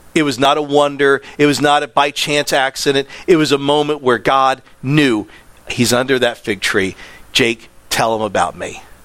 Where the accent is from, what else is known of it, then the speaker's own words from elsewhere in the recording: Land O'Lakes, Florida, United States; I'm from Land O'Lakes